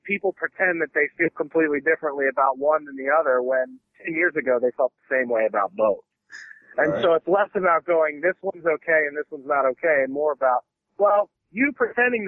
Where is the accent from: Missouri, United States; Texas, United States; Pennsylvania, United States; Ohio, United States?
Pennsylvania, United States; Philadelphia; moved away as an adult; now in Los Angeles, United States; I grew up in South Philly